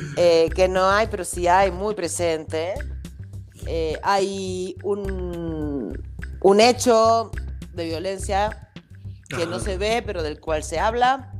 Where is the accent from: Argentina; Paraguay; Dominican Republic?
Argentina; moved away as an adult; now in Mexico; como buena argentina que soy